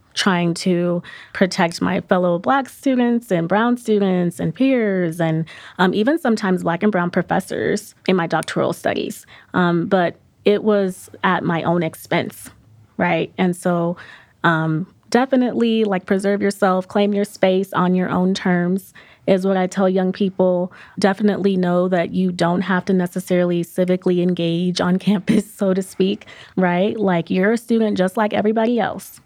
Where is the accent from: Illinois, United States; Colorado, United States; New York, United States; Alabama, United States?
Colorado, United States; Aurora; I'm also from Aurora, Colorado